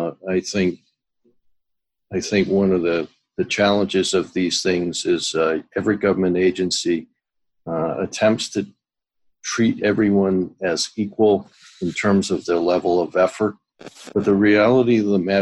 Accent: New England, United States; I am from New England

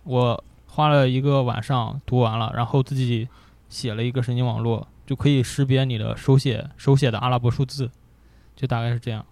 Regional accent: Gaomi, Shandong, China; 高米，潍坊，潍坊高米。对，我们那个地方的话，生活就是消费水平很低，很低

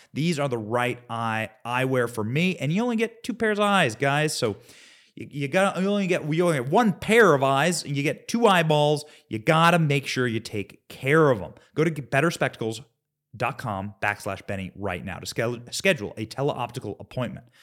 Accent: Midwest, United States; I am from the Midwest.

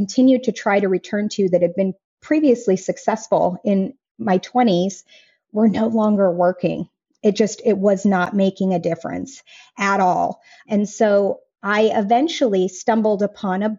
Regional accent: Colorado, United States; moved away as an adult; the place that I was born and raised in Colorado

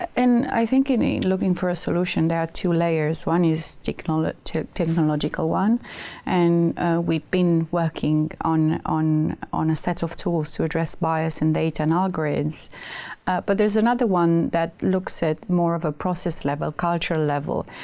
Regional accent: Romania; moved away; I come from Romania, and my mom is a math teacher

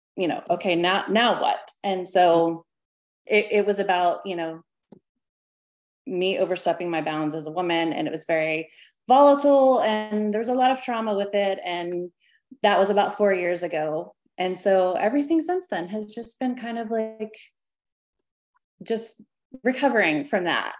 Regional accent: Arkansas, United States; I was born in Arkansas, kind of the middle of the Bible Belt

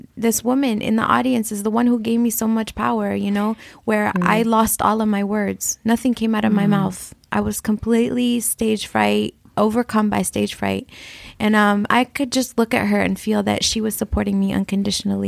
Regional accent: Flint, Michigan, United States; I grew up in Flint, Michigan

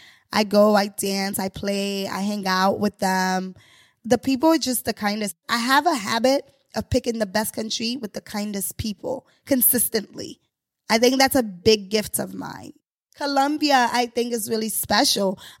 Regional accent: New York, United States; I'm a New Yorker. I was like, I don't drive

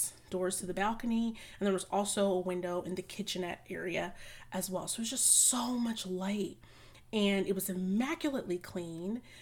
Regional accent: United States; As a American citizen living on the US dollar

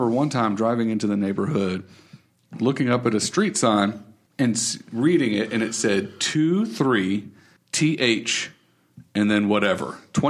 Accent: Raleigh, North Carolina, United States; now in Hickory, United States; when I grew up in Raleigh, I had normal street names.

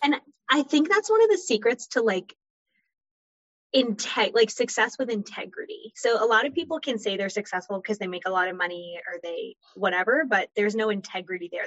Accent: Florida, United States; moved away; also born or lived in North Carolina; I'm originally from Florida, moved to North Carolina

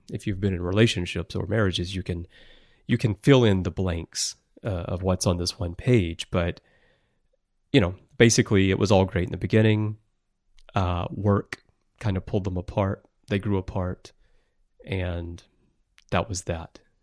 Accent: Alabama, United States; moved away as an adult; now in Tokyo, Japan; I'm originally from Alabama and I wandered very far astray here to Tokyo

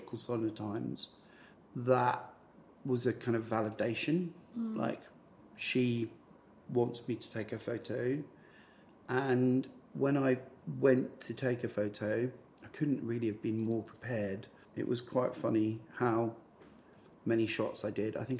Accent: Scotland, United Kingdom; I'm from Scotland.

